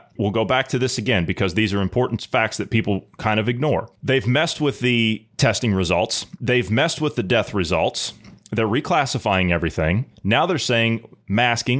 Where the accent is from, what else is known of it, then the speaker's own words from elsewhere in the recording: United States; It's called being an American, and we have a streak of defiance in us